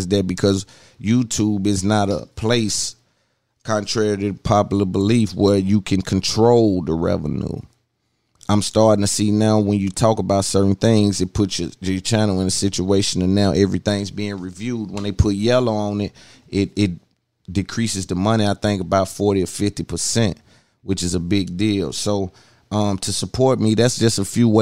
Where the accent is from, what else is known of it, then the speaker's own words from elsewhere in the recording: Nashville, Tennessee, United States; I'm from Nashville, Tennessee